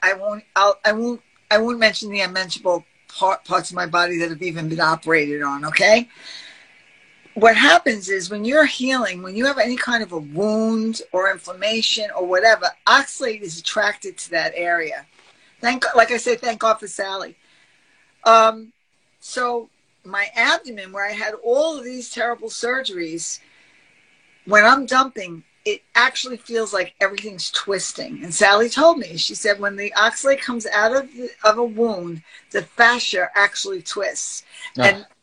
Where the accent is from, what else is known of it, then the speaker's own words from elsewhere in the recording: New York City, New York, United States; I'm from Brooklyn.